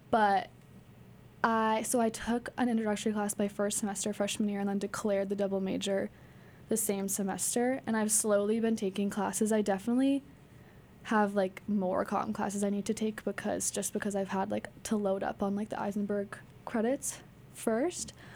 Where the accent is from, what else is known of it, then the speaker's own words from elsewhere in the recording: Sudbury, Massachusetts, United States; I'm from Sudbury, Mass